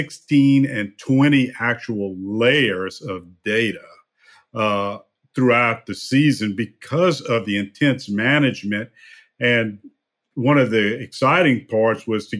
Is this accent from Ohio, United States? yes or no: no; New Roads, Louisiana, United States; also born or lived in Opelousas, Louisiana; I grew up about 50 miles away in a small farming town called New Roads, Louisiana